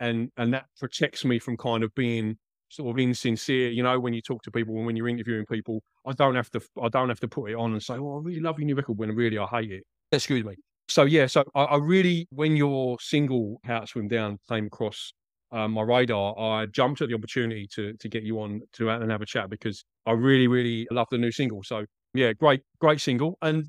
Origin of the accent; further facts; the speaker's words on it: Essex, East of England, United Kingdom; moved away as an adult; now in Australia; You probably picked up from the accent, I'm not a native Australian. I'm from Essex, mate. And I came back to Essex last year, about this time last year